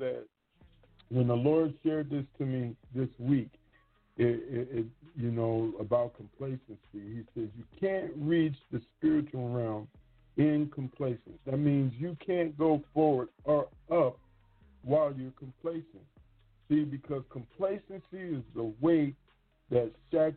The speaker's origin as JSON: {"language": "English", "region": "Michigan", "country": "United States", "said": "I'm from Michigan"}